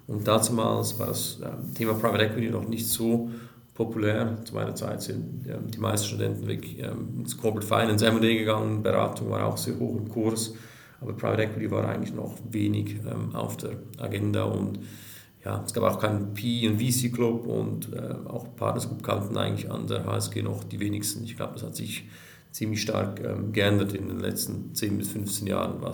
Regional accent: Switzerland; bin Schweizer

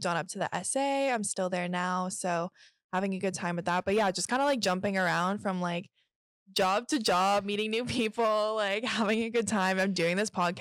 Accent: Kingston, Ontario, Canada; also born or lived in England; I was born in England, and then my family and I moved here when I was like really little. So I've grown up in Kingston

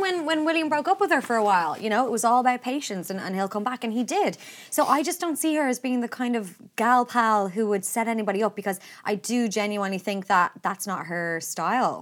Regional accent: Ireland; as Irish people

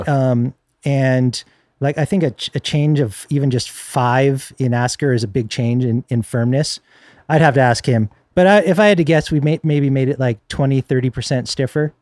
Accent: Northern California, United States; I grew up in Northern California

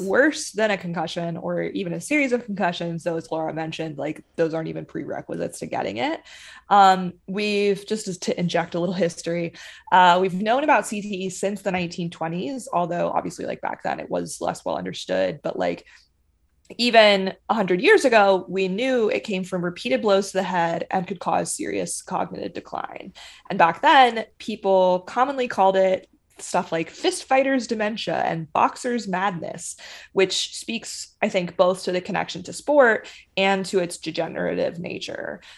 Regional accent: Charlotte, North Carolina, United States; I'm from Charlotte

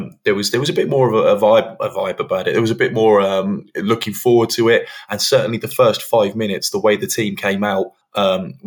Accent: England, United Kingdom; as an English football fan

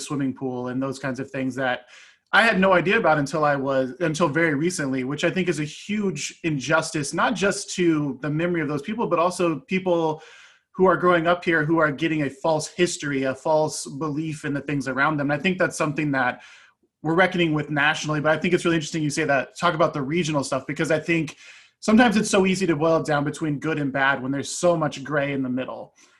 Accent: Lawrence, Kansas, United States; I grew up here in Lawrence

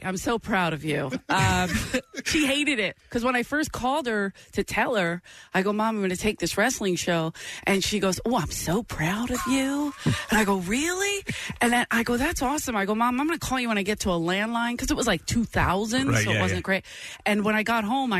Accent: Philadelphia, Pennsylvania, United States; moved away as an adult; also born or lived in Los Angeles; I was from South Philly because I wear it on my shirt, made in South Philly

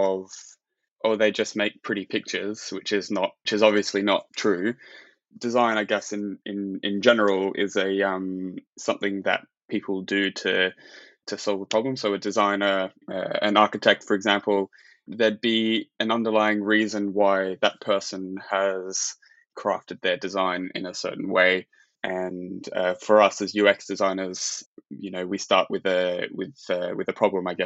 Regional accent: Australia; I'm from Australia

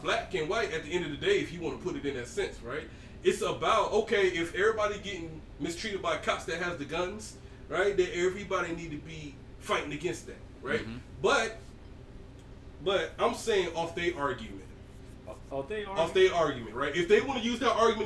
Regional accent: Georgia, United States; I'm from Georgia

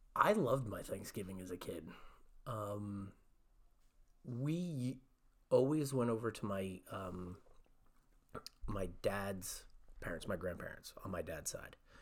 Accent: Cranford, New Jersey, United States; when I grew up in Cranford

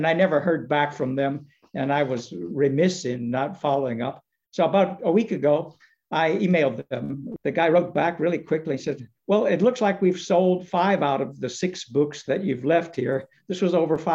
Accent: Virginia, United States; moved away; I was in my hometown in Virginia

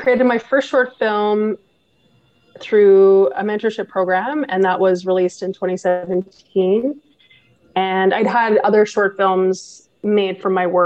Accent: Quebec side of the Ottawa Valley, Canada; also born or lived in Gatineau, Quebec; I'm from the Ottawa Valley, originally from the Quebec side of the Ottawa Valley, from a town called Shawa, Quebec.

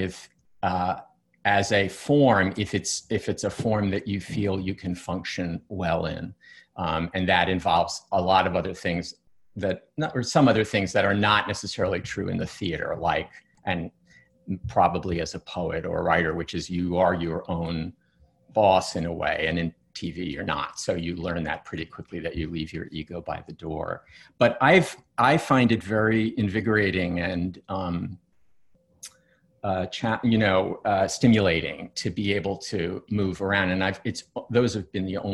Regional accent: New York, United States; I grew up in New York and I went to plays in New York

